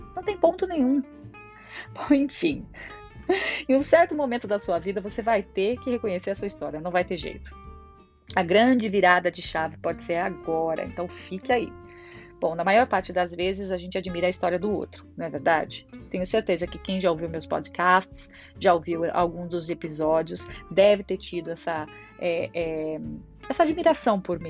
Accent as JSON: {"language": "Portuguese", "country": "Brazil", "moved": "as an adult", "lives_now": "Ireland", "said": "Eu saí do Brasil em 2012"}